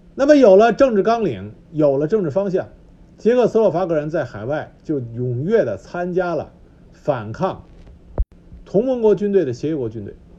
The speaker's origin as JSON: {"language": "Chinese", "country": "China", "said": "我们中国人"}